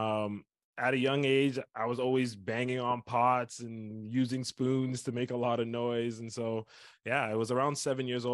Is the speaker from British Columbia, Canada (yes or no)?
no; Scarborough, Ontario, Canada; I was born and raised in Ontario, Canada, a small place called Scarborough